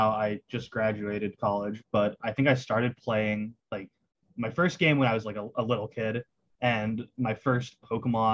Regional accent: Pittsburgh, Pennsylvania, United States; I'm from Pittsburgh

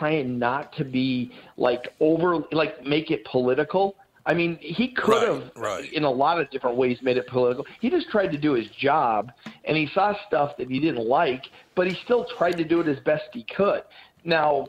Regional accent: Rhode Island, United States; I grew up in Rhode Island

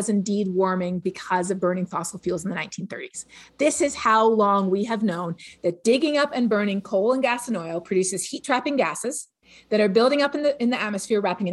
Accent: Toronto, Ontario, Canada; moved away; where I grew up in Toronto

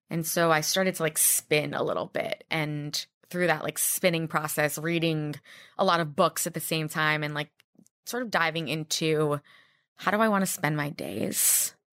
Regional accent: Miami, Florida, United States; moved away as an adult; now in New York City, United States; I'm from Miami.

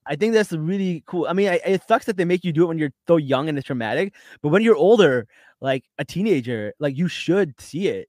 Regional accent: New York, United States; I'm from New York

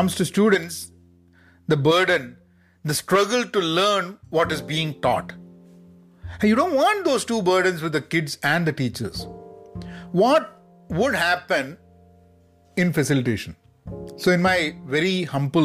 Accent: Kozhikode, Kerala, India; I was at a teacher's training institute in my hometown in Calicut

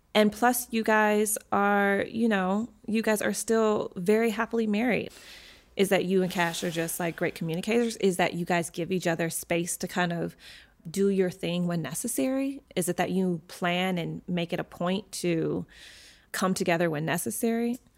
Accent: Michigan, United States; moved away; my hometown of Michigan

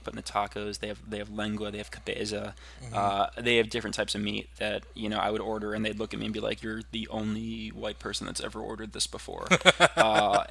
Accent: Philadelphia, Pennsylvania, United States; now in New York City, United States; I'm from Philadelphia

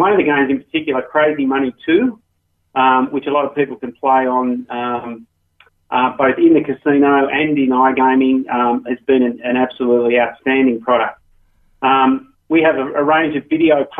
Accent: Australia; moved away as an adult; as you might tell from my accent. I started off in Australia and worked in the gaming industry over there.

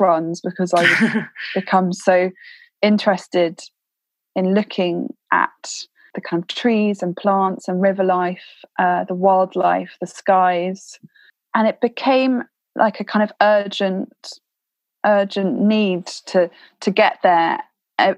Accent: Thames Valley, South East England, United Kingdom; I grew up in the Thames Valley

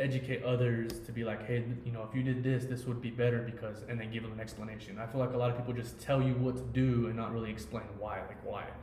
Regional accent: Ogden, Utah, United States; I grew up in Ogden

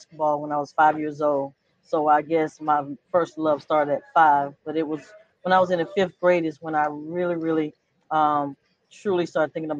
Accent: Georgia, United States; now in Los Angeles, United States; Atlanta, being my home state

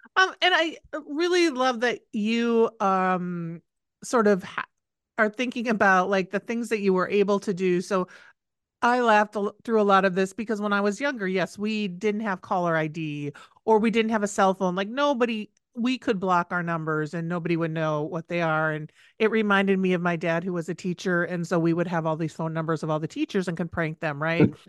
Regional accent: Midwest, United States; I grew up in the Midwest

